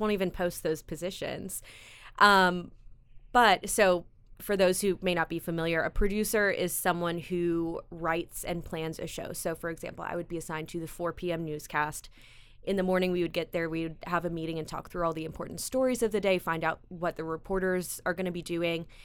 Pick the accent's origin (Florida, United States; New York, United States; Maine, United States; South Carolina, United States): South Carolina, United States; Greenville; also born or lived in Chicago, Illinois; now in Columbia, United States; originally from Chicago, I was raised in Greenville